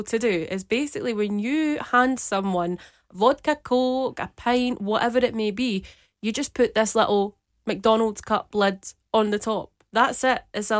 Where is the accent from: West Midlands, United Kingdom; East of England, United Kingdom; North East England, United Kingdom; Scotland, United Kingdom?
Scotland, United Kingdom; Glasgow; My hometown!